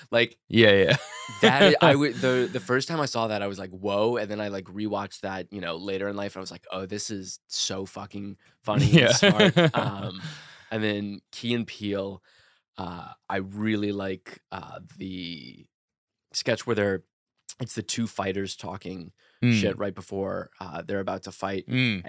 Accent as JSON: {"language": "English", "town": "New Orleans", "region": "Louisiana", "country": "United States", "said": "I'm like from New Orleans. I just kind of like, I don't know, did typical Southern things like talk about like sports and whatnot down there."}